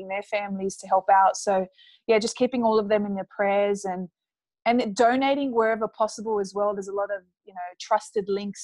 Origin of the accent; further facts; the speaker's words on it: Sydney, New South Wales, Australia; I come from a Middle Eastern background, but I was born and raised in Sydney, Australia